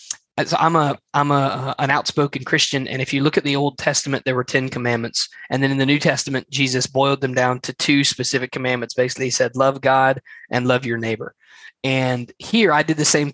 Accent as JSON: {"language": "English", "region": "Alabama", "country": "United States", "said": "I am from Alabama in the southeastern United States"}